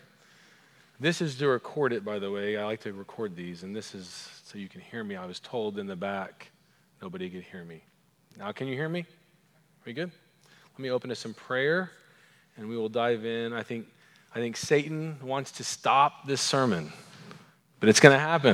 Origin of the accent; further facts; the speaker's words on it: Edmond, Oklahoma, United States; accent: Oklahoman; my Oklahoman accent